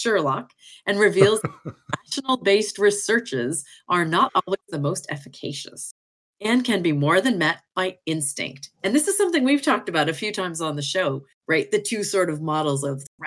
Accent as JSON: {"language": "English", "country": "Canada", "said": "I'm from Canada"}